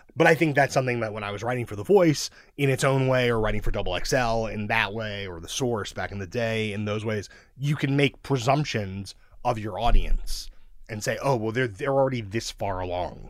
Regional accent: New York City, New York, United States; also born or lived in Mill Basin, Brooklyn; I grew up in Sheepshead Bay, which is outer Brooklyn

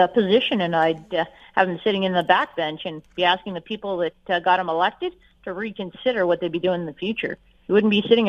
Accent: Fort McMurray, Alberta, Canada; I grew up in Fort McMurray, Alberta.

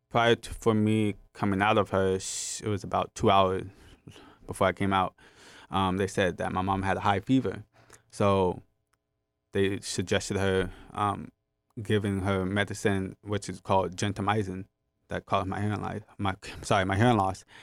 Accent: Los Angeles, California, United States; born and raised in Los Angeles, California

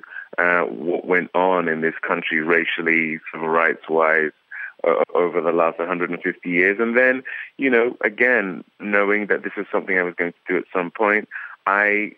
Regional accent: United Kingdom; moved away as an adult; now in Los Angeles, United States; I'm not from America. I'm actually from the UK, and my wife and I moved to Los Angeles in May of 2007

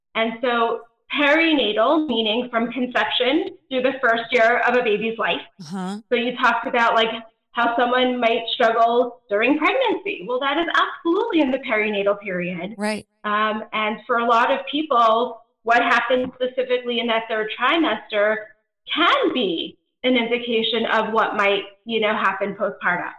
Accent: East Coast, United States; moved away as an adult; also born or lived in Georgia / Nebraska; now in California, United States; my husband and I, um, are actually both East Coasters originally. We live in California now

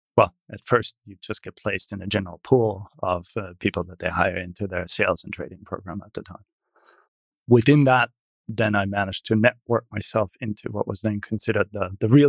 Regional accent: small town east of Munich, Bavaria, Germany; now in United States; I was born in a small town to the east of Munich in what then was West Germany

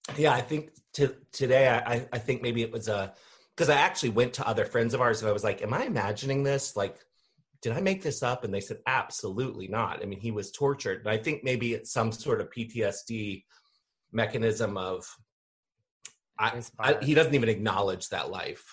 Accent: Annapolis, Maryland, United States; I'm in Maryland, so okay. I grew up here in in Maryland, uh, in Annapolis

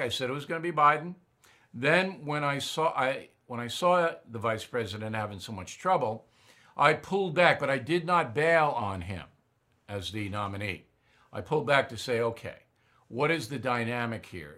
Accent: United States; as an American

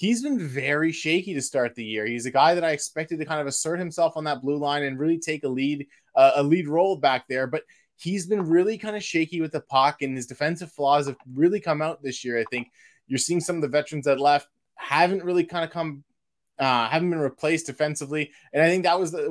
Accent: Windsor, Ontario, Canada; born or raised there

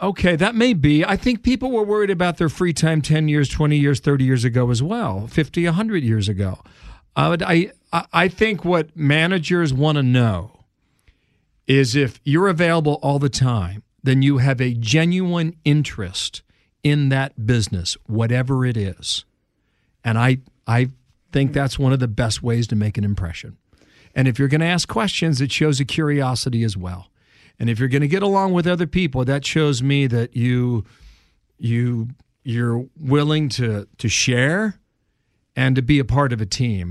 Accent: Cincinnati, Ohio, United States; moved away as an adult; now in New York, United States; I was a sports reporter in my hometown of Cincinnati, Ohio.

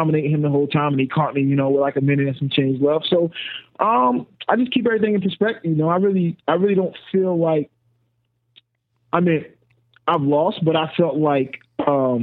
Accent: North Carolina, United States; I'm from North Carolina

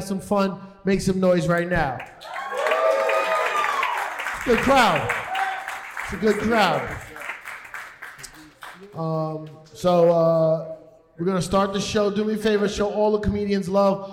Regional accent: New York, United States; I'm from the Bronx

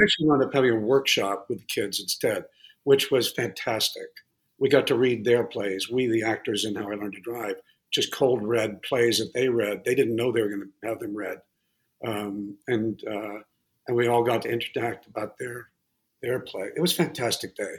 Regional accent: Massachusetts, United States; also born or lived in Connecticut; I grew up in uh, Massachusetts mostly. I, a little bit, a little bit in Connecticut.

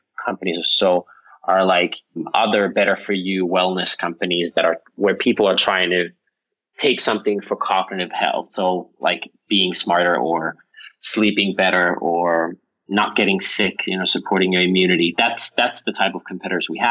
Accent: Finland; now in Los Angeles, United States; I'm from Finland originally

